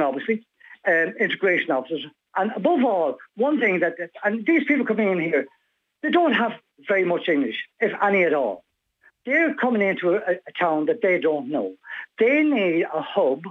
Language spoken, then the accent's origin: English; Ireland; we're Irish